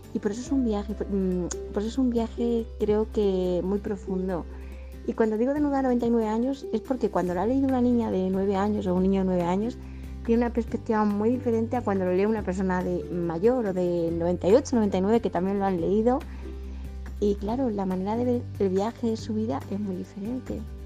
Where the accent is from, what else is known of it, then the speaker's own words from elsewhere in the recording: Madrid, Community of Madrid, Spain; soy de Madrid, España